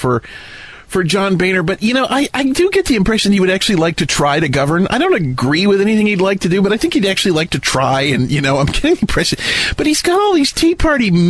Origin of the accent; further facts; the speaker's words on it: United States; this American